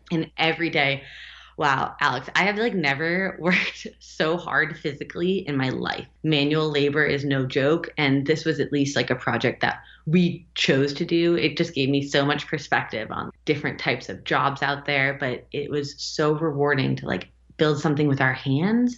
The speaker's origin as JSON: {"language": "English", "country": "United States", "tie": "born or raised there", "also_born_or_lived": "Berlin", "moved": "as an adult", "said": "both of us grew up in the states, and I'm American"}